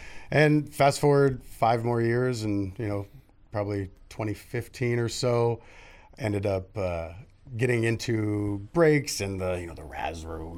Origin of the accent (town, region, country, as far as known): Redwood City, California, United States; moved away as an adult; now in San Jose, United States